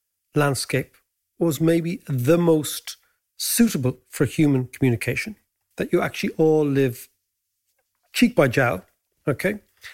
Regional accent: Ireland; As Irish people, we celebrate Joyce.

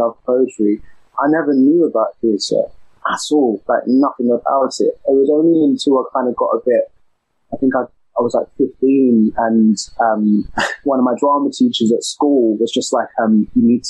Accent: London, United Kingdom; accent: East London; I'm an East London boy. So I grew up in the East End

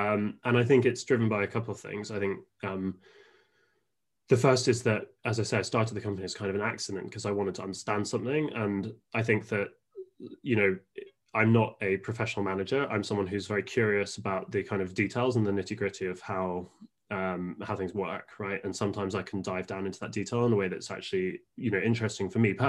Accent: Japan; born there; I was born in Japan. My mum was a journalist out there with The Economist, and my dad was a lawyer, shipping lawyer.

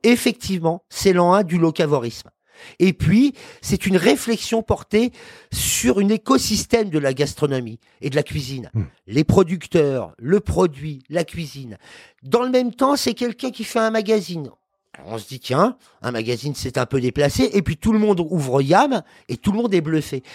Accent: Paris, Île-de-France, France; Je suis parisien déjà

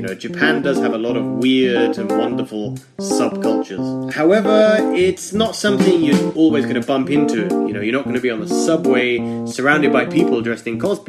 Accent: United Kingdom; So I'm from the UK.

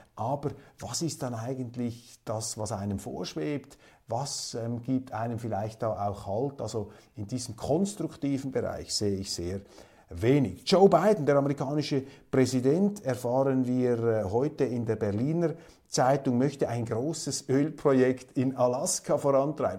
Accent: Switzerland; bei uns in der Schweiz

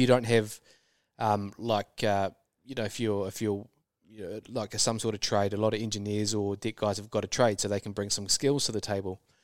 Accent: New Zealand; moved away

